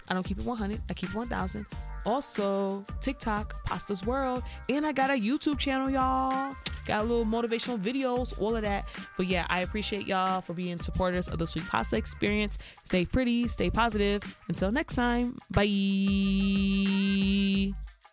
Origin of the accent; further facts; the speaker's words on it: Chicago, Illinois, United States; I'm from Chicago